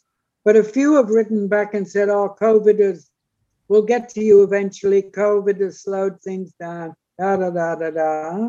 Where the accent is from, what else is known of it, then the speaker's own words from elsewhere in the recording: South Wales, United Kingdom; moved away as an adult; now in Kyogle, Australia; I was born in South Wales. And funnily enough, I'd never been to North Wales